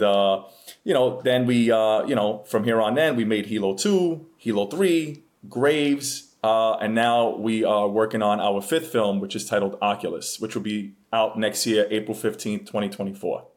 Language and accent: English; New York City, New York, United States; moved away as an adult; I am from the Bronx, born and raised